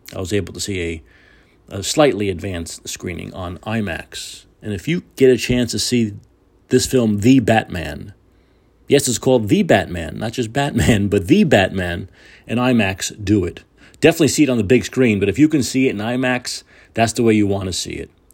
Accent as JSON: {"language": "English", "country": "United States"}